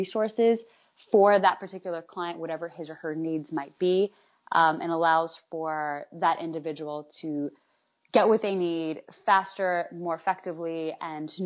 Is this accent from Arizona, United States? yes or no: no; North Carolina, United States; also born or lived in New York / Atlanta; now in Miami, United States; I grew up in North Carolina, I lived in New York, Atlanta, and now I live here, and I also lived abroad for a while